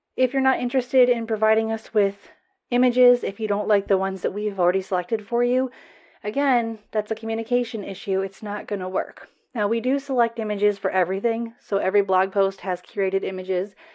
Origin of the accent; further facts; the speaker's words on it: United States; accent: American; I am American